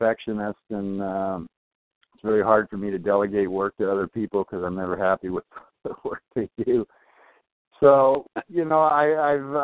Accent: Torrance, California, United States; blue collar kid growing up in Torrance

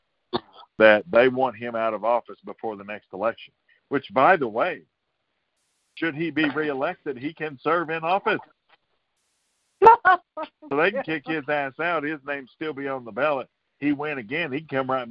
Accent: United States; My hometown is home to the first president to ever be impeached, Andrew Johnson

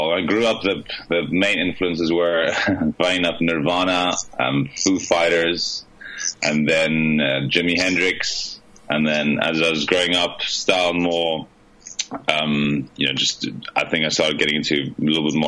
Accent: South Africa; now in Buenos Aires, Argentina; I'm initially from South Africa.

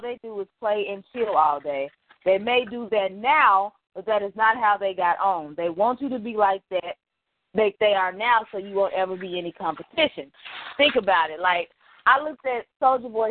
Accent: Dallas, Texas, United States; I'm from Dallas

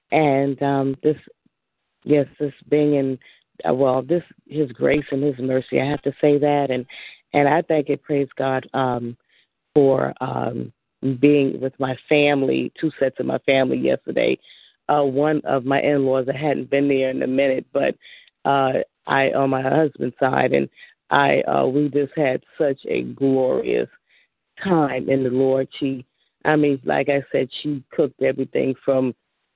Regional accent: Columbia, South Carolina, United States; moved away; we're from Columbia, South Carolina

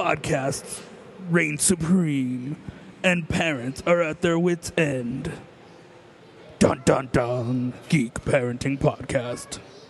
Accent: Colorado, United States; Well, we're from Colorado, though.

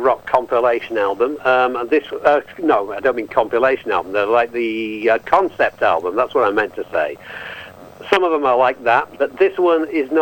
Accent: England, United Kingdom; now in Yorkshire, United Kingdom; I'm from England, and I'm calling from Yorkshire, just north of Leeds

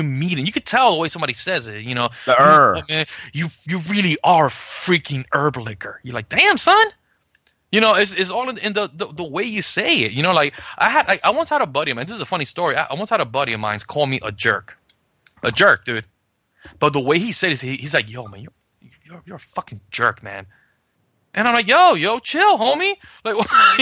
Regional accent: New York City, New York, United States; also born or lived in Puerto Rico; I grew up in the South Bronx. I grew up in the ghetto

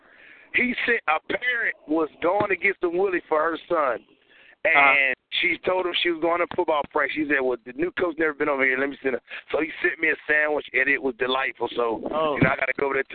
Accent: Louisiana, United States; I'm from Louisiana

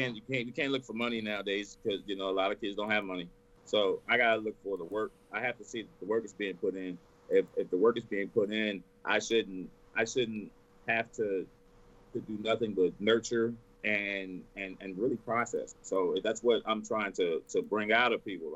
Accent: Texas, United States; I'm born and raised in Texas. Born and raised

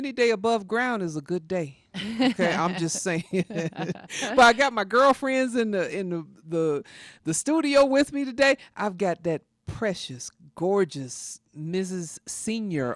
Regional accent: South Carolina, United States; when I was growing up in South Carolina

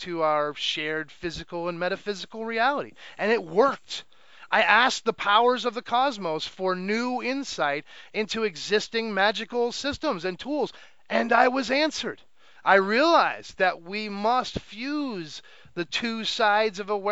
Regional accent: United States; growing up in America

